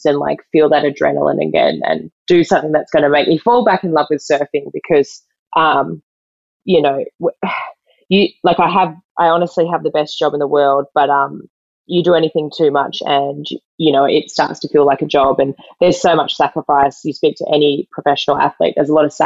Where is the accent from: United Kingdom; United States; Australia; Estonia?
Australia; Western Australia; I'm originally from Western Australia. I live back here now